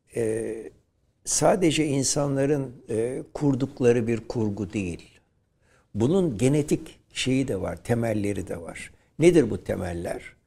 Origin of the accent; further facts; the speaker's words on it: İzmir, Turkey; Şerafettin Bey Caddesi'nde doğdum ben